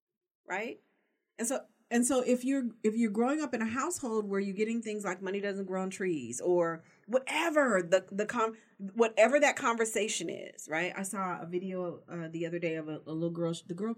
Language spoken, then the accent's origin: English; Las Vegas, Nevada, United States; I live in Las Vegas now. I grew up in Las Vegas.